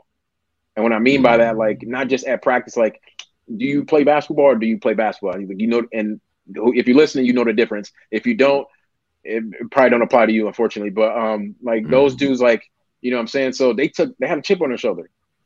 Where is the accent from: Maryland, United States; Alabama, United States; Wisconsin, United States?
Wisconsin, United States; Milwaukee; moved away; I'm from Milwaukee